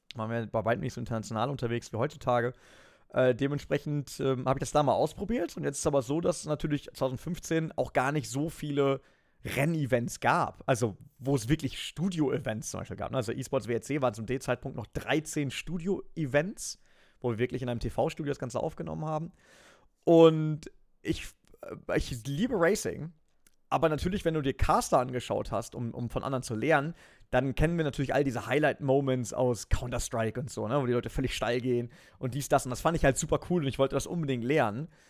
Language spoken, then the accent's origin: German; Germany; now in Nürburgring, Germany; ich bin an der Grenze aufgewachsen